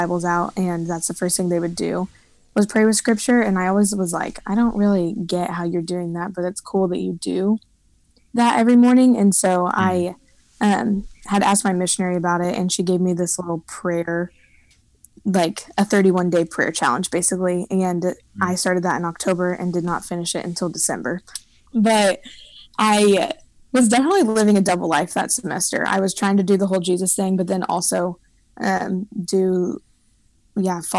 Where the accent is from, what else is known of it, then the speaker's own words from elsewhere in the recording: Lenexa, Kansas, United States; now in Nashville, United States; I am originally from Lenexa